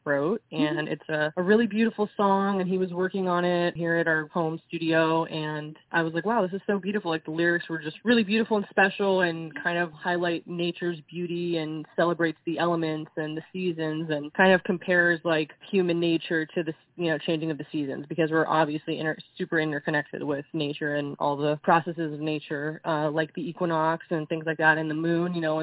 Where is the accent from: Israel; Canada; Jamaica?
Israel; moved away; I grew up in Israel, so I had a combination of American pop and European pop and Israeli pop